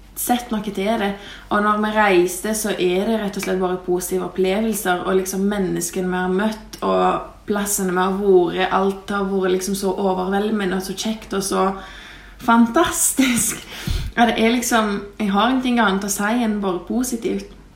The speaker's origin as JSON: {"language": "Norwegian", "country": "Lithuania", "moved": "yes", "lives_now": "Norway", "said": "jeg kommer fra Litauen, men bor i Norge"}